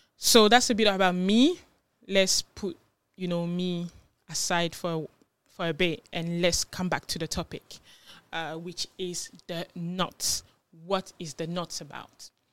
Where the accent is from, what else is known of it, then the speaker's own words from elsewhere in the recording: France; moved away as an adult; also born or lived in Ghana; now in United Kingdom; I am from Ghana originally, but I was born in France and I came to the U K when I was about, I think, nineteen or twenty